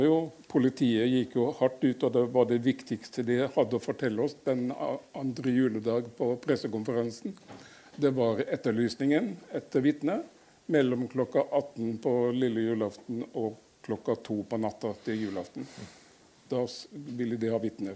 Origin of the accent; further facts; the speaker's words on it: Ørsta, Møre og Romsdal, Norway; moved away as an adult; also born or lived in Fredrikstad; Jeg er født på, i Ørsta på Sunnmøre.